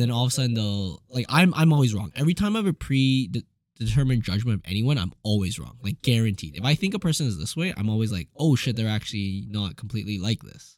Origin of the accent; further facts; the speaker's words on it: Edmonton, Alberta, Canada; most Asians growing up in Edmonton